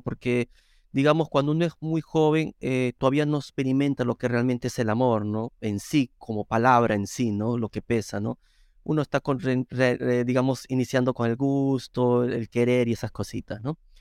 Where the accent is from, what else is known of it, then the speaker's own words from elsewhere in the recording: Lima, Peru; moved away as an adult; now in Rome, Italy; yo soy de Perú, eh, soy nacido en Lima, en la misma capital de Perú.